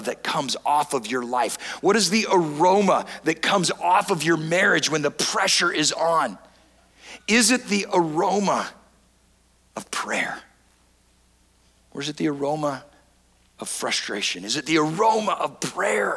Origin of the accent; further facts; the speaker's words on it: San Diego, California, United States; I grew up in San Diego, California